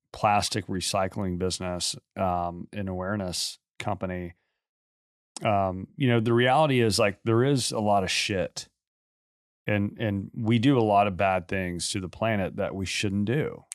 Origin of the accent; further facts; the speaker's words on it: Galveston, Texas, United States; growing up in Galveston